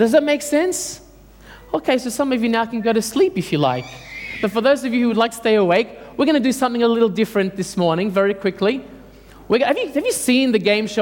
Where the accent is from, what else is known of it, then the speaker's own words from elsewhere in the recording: Australia; English is a second language; I came here at the age of 7. Dad and Mum thought it would be best to bring me up here. And I went to school and I couldn't speak a word of English